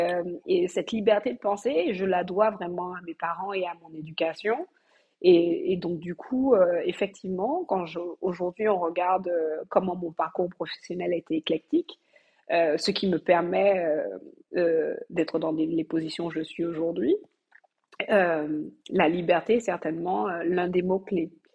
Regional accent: Martinique; je suis martiniquaise, euh, j'ai grandi euh, et euh, fait ma scolarité aux Antilles

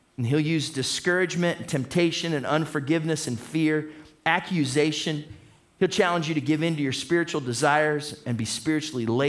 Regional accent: Toledo, Ohio, United States; We're from Toledo.

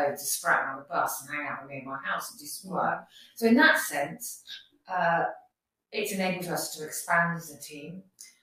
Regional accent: Northampton, East Midlands, United Kingdom; I'm a local person, so I'm from Northampton

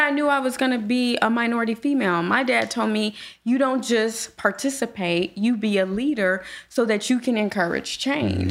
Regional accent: Gary, Indiana, United States; now in Indianapolis, United States; I grew up in Gary

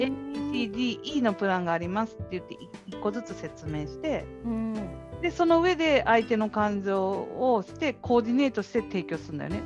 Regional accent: Hiroshima, Japan; 私広島の人間なんで、

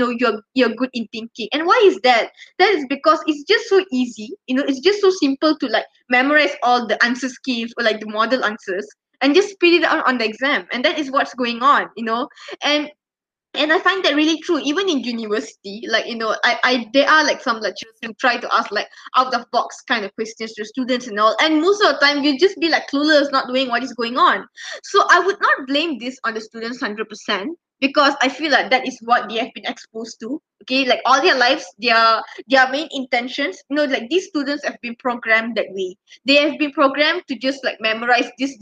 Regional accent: Malaysia; we as Malaysian students

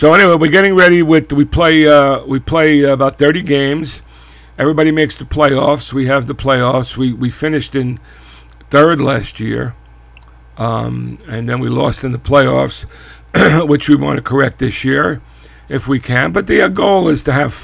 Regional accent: New York City, New York, United States; growing up in Brooklyn, we played stickball all the time

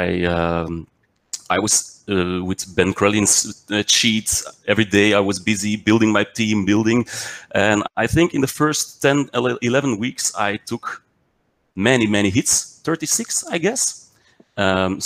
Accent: Belgium; also born or lived in Mechelen; I'm from Belgium. I live in Mechelen.

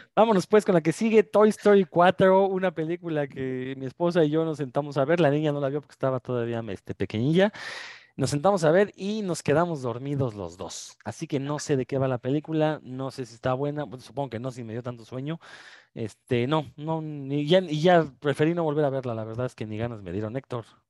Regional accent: Mexico; uno como mexicano

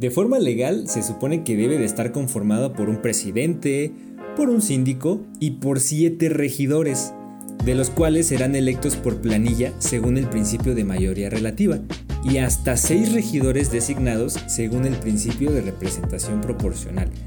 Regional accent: Mexico City, Mexico; como yo soy de la Ciudad de México

